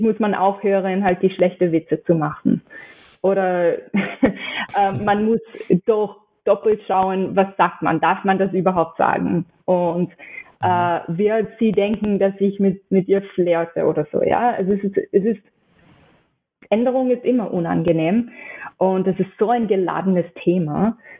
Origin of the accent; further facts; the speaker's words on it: New York City, New York, United States; German is a second language; moved away as an adult; also born or lived in Pennsylvania; now in Austria; Ich bin in New York aufgewachsen